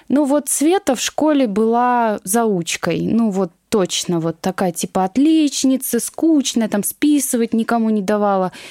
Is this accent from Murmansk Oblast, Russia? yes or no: no; Moscow, Russia; Я коренной москвич.